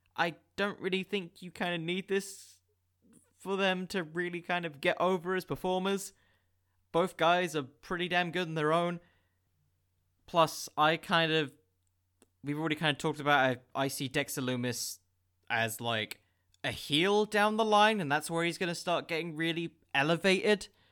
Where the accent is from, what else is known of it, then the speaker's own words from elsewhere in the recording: England, United Kingdom; I'm from England